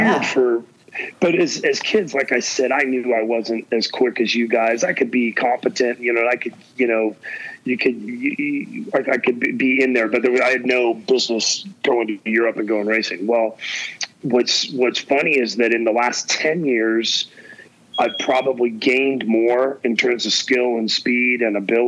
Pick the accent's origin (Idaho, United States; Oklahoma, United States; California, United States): California, United States; Orange County; the guys that we grew up with around Orange County